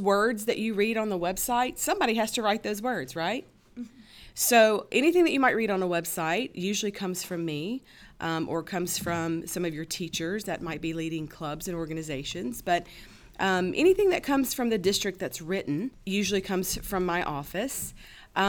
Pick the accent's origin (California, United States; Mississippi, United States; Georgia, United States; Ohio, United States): Mississippi, United States; growing up, I grew up in Mississippi